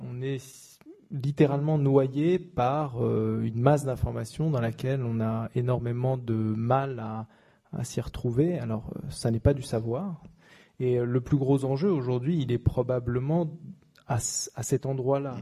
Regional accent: France; nous en tant que Français

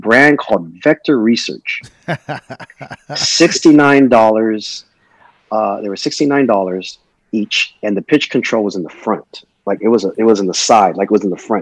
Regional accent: Long Beach, California, United States; also born or lived in Annapolis, Maryland / Norfolk, Virginia / Jacksonville, Florida; I was 7 years old is when we came to Long Beach, California. So that's where I basically grew up

